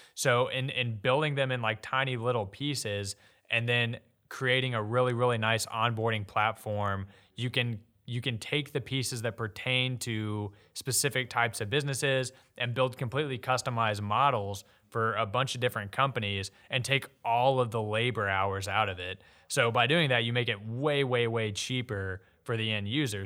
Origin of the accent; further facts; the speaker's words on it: Jessamine County / Lexington area, Kentucky, United States; now in Louisville, United States; went to high school at West Jessamine High School